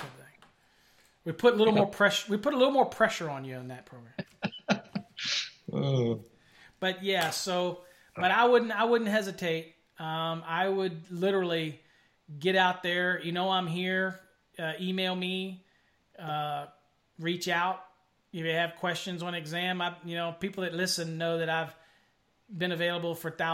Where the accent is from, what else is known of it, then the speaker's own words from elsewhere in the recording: Virginia, United States; moved away as an adult; now in McKinney, United States; I'm up in McKinney. Up in McKinney, Texas. Now I'm from Virginia, but I came out here to work for Encore Wire